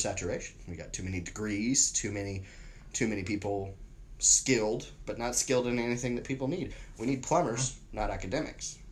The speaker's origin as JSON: {"language": "English", "town": "San Antonio", "region": "Texas", "country": "United States", "tie": "born or raised there", "said": "I grew up in San Antonio."}